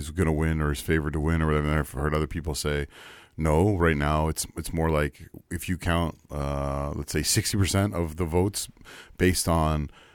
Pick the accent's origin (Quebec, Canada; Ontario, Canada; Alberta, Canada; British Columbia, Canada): British Columbia, Canada; as a British Columbian, as a Cascadian